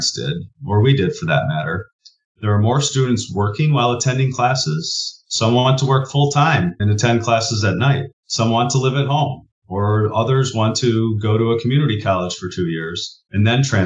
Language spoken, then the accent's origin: English; Wisconsin, United States; growing up in Wisconsin